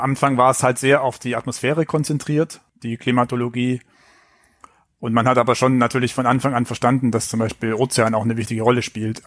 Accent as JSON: {"language": "German", "area": "Filder, near Stuttgart", "region": "Baden-Württemberg", "country": "Germany", "tie": "born or raised there", "accent": "Swabian", "moved": "yes", "lives_now": "Hamburg, Germany", "said": "Aufgewachsen bin ich dann auf den Fildern"}